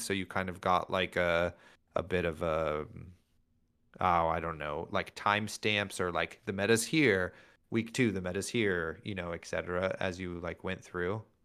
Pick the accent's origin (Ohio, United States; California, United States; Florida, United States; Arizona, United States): California, United States; Northern; We're from NorCal